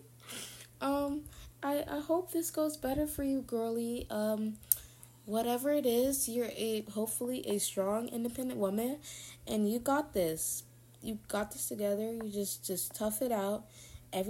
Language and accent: English; the South, United States; I'm from the South